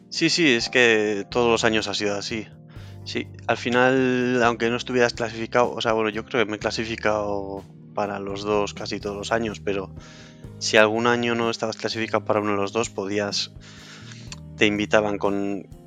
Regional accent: Cantabria, Spain; moved away; also born or lived in Madrid; como estaba en Madrid y soy de Cantabria

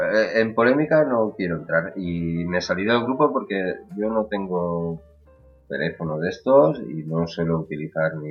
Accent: Catalonia, Spain; soy de Cataluña

